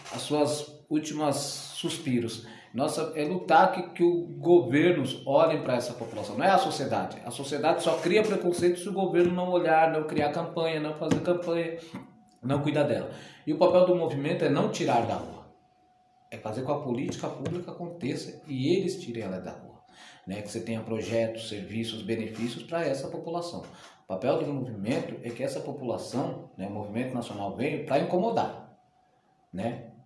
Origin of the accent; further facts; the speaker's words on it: São Paulo, Brazil; Eu sou nascido em São Paulo, né, paulistano